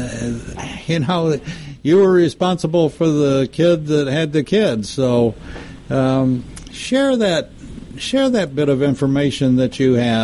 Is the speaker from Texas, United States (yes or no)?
yes; Texas, United States; I grew up in Texas